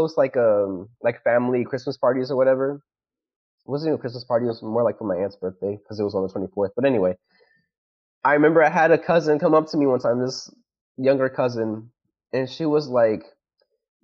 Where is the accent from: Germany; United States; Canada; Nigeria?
United States; I wasn't raised there